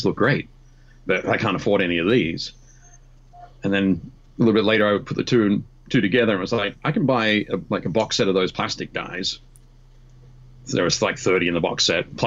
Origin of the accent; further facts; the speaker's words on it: Newcastle, New South Wales, Australia; my hometown, Newcastle in Australia